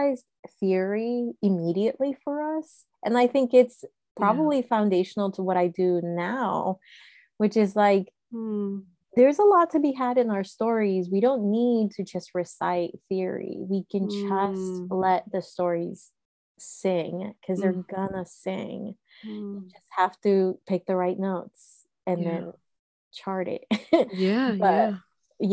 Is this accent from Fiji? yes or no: no; Managua, Nicaragua; now in United States; I was born in Managua, Nicaragua in 1985